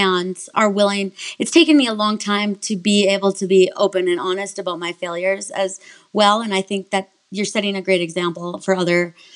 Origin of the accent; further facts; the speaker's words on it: Minnesota, United States; I grew up in Minnesota